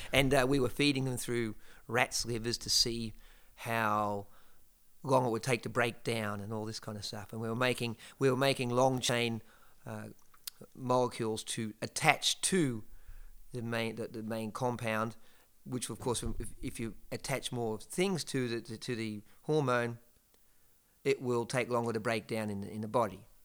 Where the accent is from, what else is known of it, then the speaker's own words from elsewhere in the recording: Geelong, Victoria, Australia; moved away; In a place called, uh, Geelong, uh, south of Melbourne in, uh, Australia